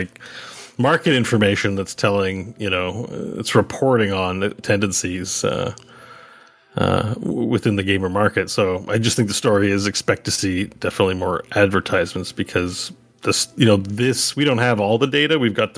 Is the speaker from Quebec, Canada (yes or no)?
yes; Quebec, Canada; But Pepsi, definitely, I grew up in Quebec. Pepsi's definitely the drink of choice in the province of Quebec.